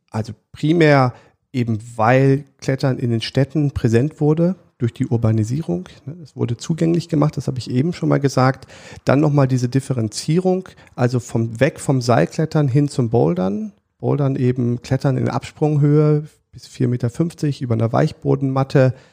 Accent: Siegburg, North Rhine-Westphalia, Germany; ich bin im, in Siegburg groß geworden, also im, in der Nähe von Bonn

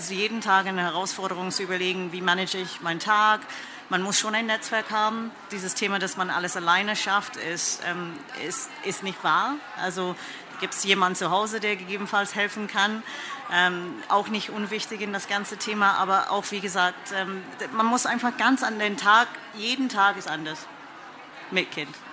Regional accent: England, United Kingdom; German is a second language; now in Germany; ich komme aus England, wie man das vielleicht hört.

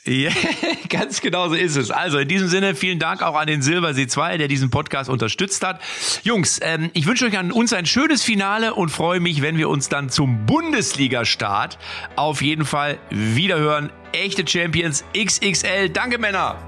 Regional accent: Lippstadt, North Rhine-Westphalia, Germany

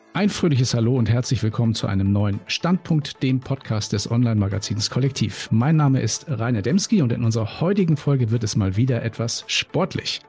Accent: Timmendorfer Strand, Schleswig-Holstein, Germany; Also ich kenne es in Timmendorfer Strand, wie gesagt, meine Heimat

